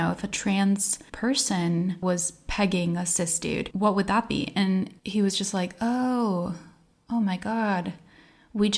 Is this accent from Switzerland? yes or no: no; United States; now in Iceland; I grew up in the United States on the East Coast in the greater New York area and in a pretty conservative little pocket of a blue state